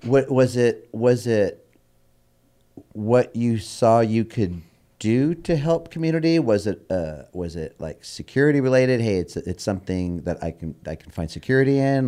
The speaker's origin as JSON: {"language": "English", "town": "Bellflower", "region": "California", "country": "United States", "tie": "born or raised there", "said": "growing up in Bellflower"}